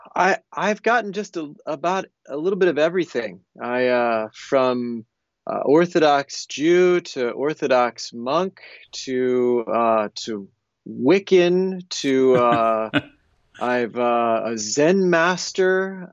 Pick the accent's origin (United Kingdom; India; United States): United States; I grew up in the United States